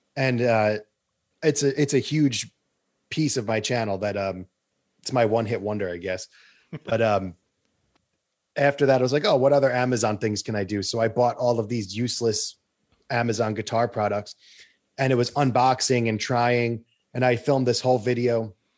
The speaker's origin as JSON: {"language": "English", "area": "Long Island", "region": "New York", "country": "United States", "said": "I'm from Long Island"}